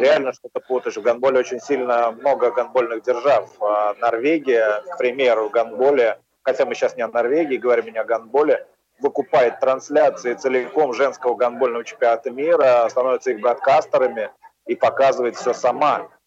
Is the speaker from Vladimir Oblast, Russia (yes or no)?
no; Ulyanovsk, Ulyanovsk Oblast, Russia; я родом из Ульяновска